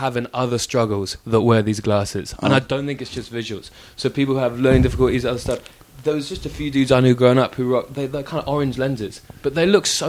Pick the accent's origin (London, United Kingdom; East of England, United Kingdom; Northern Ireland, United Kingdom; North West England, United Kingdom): East of England, United Kingdom; Ipswich; I grew up in Ipswich.